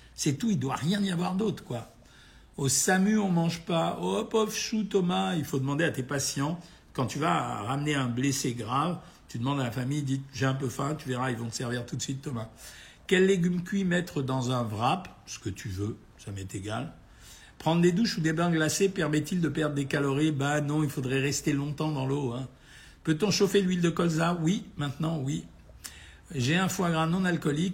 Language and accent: French; Oran, Oran Province, Algeria; moved away; moi-même, je suis né à Oran